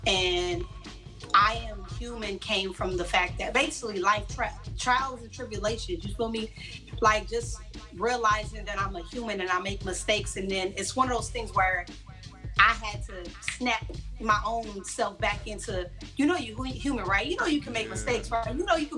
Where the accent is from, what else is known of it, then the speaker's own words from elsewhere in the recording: Los Angeles, California, United States; now in Virginia, United States; So I'm from L.A., California, like Los Angeles, California.